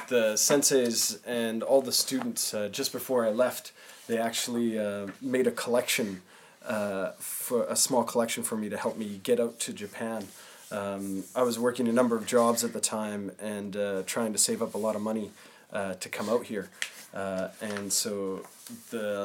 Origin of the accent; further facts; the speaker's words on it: Winnipeg, Manitoba, Canada; moved away; I'm actually from Winnipeg, Manitoba in Canada